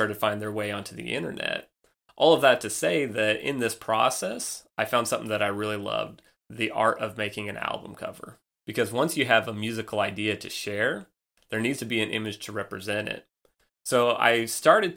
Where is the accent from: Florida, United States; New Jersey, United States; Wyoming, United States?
Wyoming, United States; moved away as an adult; also born or lived in Nebraska; now in Chattanooga, United States; I was born and raised in Wyoming